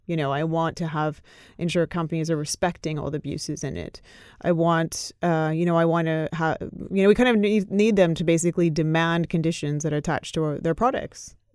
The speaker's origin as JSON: {"language": "English", "country": "Canada", "tie": "born or raised there", "said": "I grew up in Canada"}